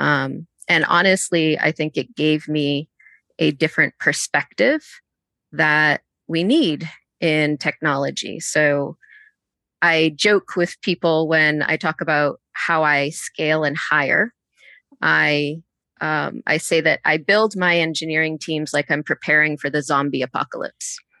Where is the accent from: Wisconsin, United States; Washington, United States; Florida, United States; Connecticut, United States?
Connecticut, United States; also born or lived in Boston, Massachusetts; now in Atlanta, United States; I'm originally from Boston, um, and grew up in Connecticut.